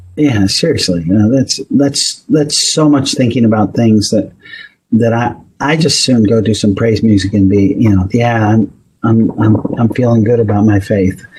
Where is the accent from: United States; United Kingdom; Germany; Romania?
United States; Northeast; I grew up in the Northeast